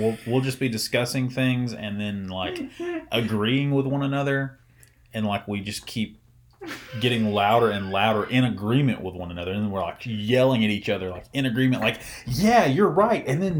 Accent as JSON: {"language": "English", "region": "the South", "country": "United States", "accent": "Southern"}